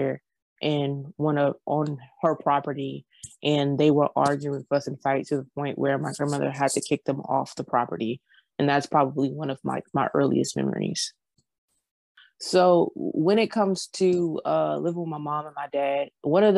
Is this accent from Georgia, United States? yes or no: yes; Georgia, United States; I'm from Georgia.